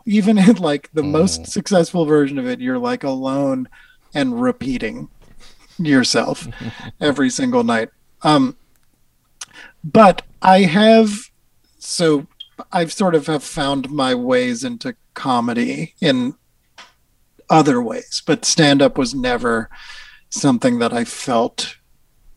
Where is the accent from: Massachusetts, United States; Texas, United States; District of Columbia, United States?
Massachusetts, United States; Newton; I grew up in Newton, Massachusetts